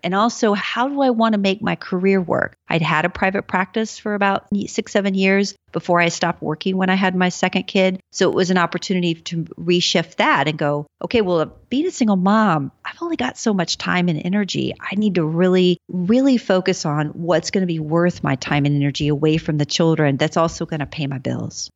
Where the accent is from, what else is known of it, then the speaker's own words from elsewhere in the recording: Texas, United States; I grew up in Texas and, you know, my parents lived in the t-, city, San Antonio